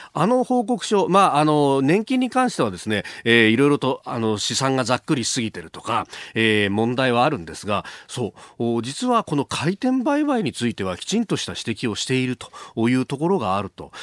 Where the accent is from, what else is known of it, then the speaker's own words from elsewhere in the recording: Yokosuka, Kanagawa, Japan; この森崎の隣の大矢部っちゅうところの出身